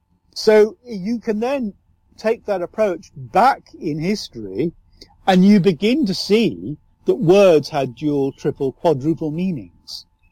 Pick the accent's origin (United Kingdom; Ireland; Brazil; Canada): Ireland; I'm speaking in a flat English usage, but if you go to my home country, Ireland, and I really regret not having the Southern Irish accent, it is lyrical.